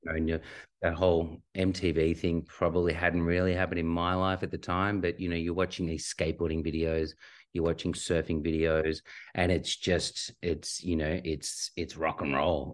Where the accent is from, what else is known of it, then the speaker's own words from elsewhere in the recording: Australia; grew up on a healthy, really healthy diet of skateboarding and, and surfing. as most Aussie kids do at the time